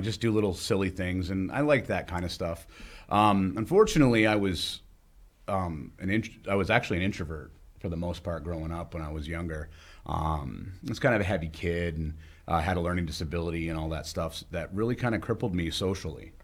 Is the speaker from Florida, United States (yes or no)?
no; Charlestown, New Hampshire, United States; now in Bellows Falls, United States; growing up in Charlestown